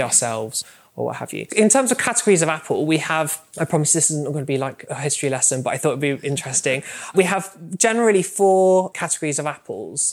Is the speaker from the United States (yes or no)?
no; Somerset, South West England, United Kingdom; I'm from Somerset, which is a super, super rural area of the country.